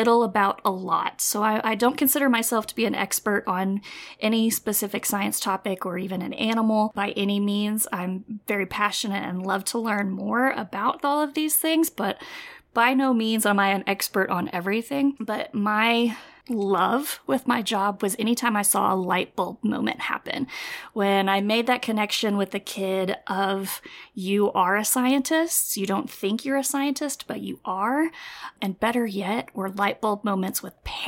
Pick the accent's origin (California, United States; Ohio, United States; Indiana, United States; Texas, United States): Texas, United States; Lubbock; I was born and raised in Lubbock, Texas. That's where we still live